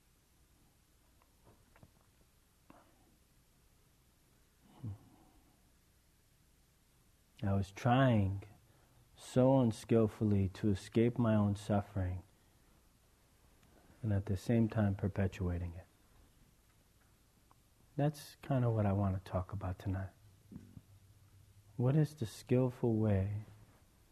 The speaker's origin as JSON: {"language": "English", "region": "East Coast", "country": "United States", "tie": "born or raised there", "said": "I was raised on the East Coast into a pretty crazy family"}